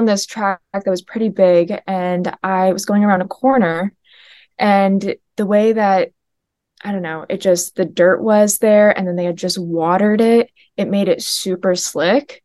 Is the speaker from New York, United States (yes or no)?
yes; upstate New York, United States; I grew up in upstate New York